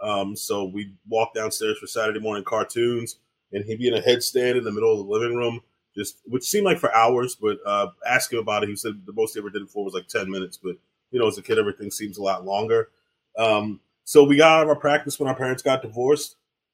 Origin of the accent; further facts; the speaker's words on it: Baltimore, Maryland, United States; I'm from Baltimore, Maryland. I grew up with yoga in my household.